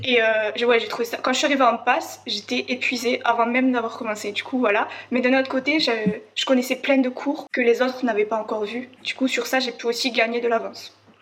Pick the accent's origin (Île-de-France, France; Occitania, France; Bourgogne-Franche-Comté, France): Occitania, France; Ariège; j'étais chez moi en Ariège